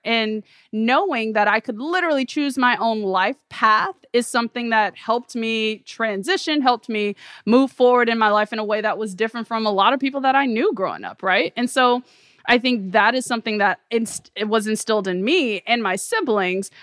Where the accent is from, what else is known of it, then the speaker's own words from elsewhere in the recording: Memphis, Tennessee, United States; growing up in Memphis, Tennessee